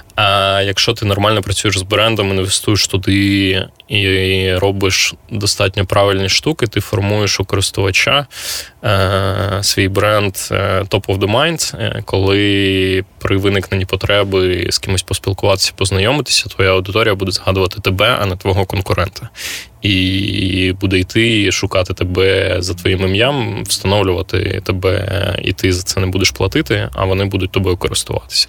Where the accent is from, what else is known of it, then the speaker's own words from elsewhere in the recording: Kyiv, Ukraine; я з Києва